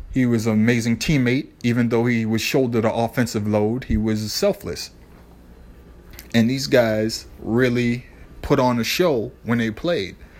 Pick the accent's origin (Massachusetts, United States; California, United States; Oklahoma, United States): Massachusetts, United States; Boston; my hometown team